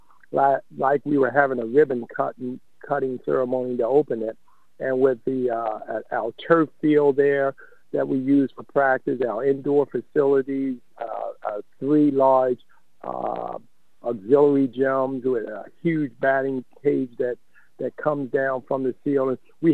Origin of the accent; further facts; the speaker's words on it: Baltimore, Maryland, United States; I grew up in West Baltimore